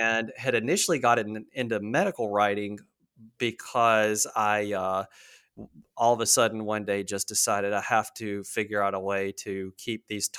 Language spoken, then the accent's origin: English; North Carolina, United States; So, like I said, I grew up in North Carolina originally and have always been addicted to the ocean